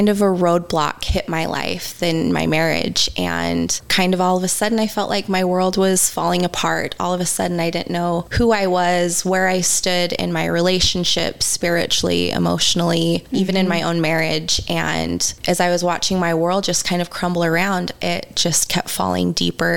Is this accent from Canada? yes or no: no; Utah, United States; Growing up in Utah, religion is kind of a big thing here